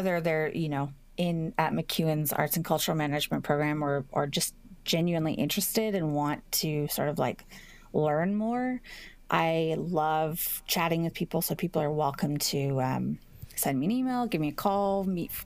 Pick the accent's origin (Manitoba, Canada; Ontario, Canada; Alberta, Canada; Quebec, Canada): Alberta, Canada; Edmonton; moved away as an adult; also born or lived in Toronto; I grew up here in Edmonton